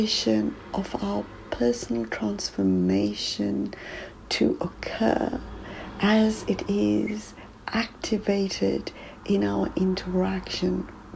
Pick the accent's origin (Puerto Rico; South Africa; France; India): South Africa; now in United Kingdom; growing up in South Africa